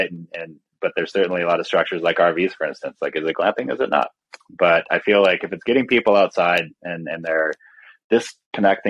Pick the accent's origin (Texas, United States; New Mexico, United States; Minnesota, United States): Minnesota, United States; moved away; I'm originally from Minnesota, so I'm well versed in the cold.